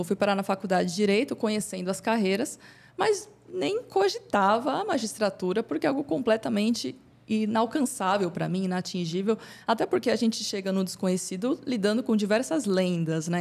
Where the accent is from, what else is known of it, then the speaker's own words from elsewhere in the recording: São Bernardo do Campo, São Paulo, Brazil; eu sou natural de São Bernardo.